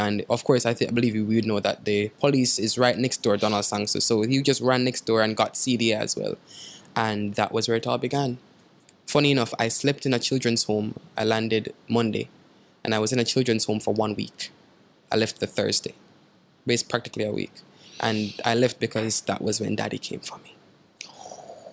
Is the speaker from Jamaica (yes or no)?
yes; Saint Thomas Parish, Jamaica; I'm from St. Thomas, the direct next end of the island